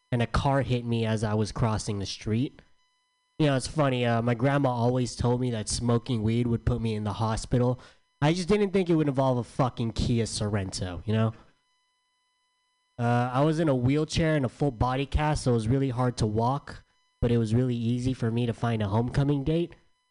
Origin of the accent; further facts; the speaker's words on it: San Diego, California, United States; I'm from San Diego